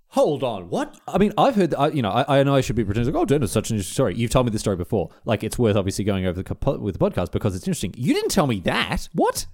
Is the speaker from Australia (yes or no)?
yes; Australia; being Australian, when I was in England